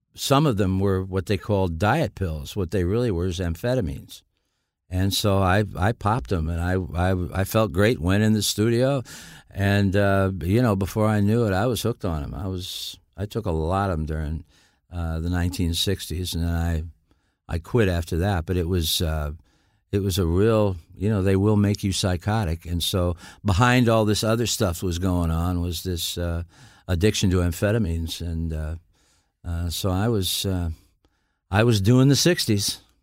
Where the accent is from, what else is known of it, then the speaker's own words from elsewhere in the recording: Niles, Michigan, United States; also born or lived in Dayton, Ohio; I was born in Dayton, Ohio. I was raised in Niles, Michigan